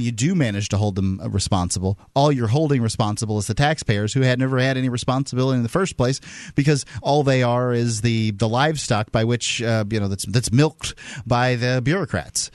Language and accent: English; Gulf Coast of Florida, United States; I'm from the Gulf Coast coast to Florida